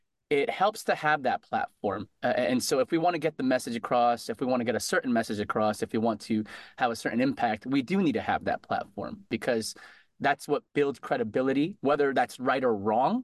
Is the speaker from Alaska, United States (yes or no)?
no; Connecticut, United States; moved away as an adult; now in Boston, United States; growing up in Connecticut, I went to UConn there.